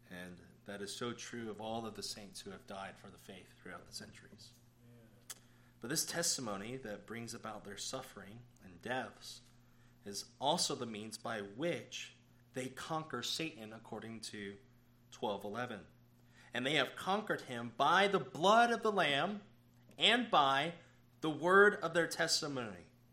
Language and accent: English; United States; as American Christians